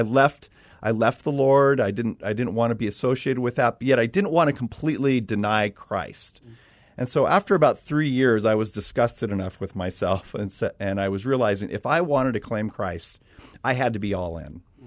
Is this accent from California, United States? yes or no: yes; Los Angeles, California, United States; moved away as an adult; I'm from Los Angeles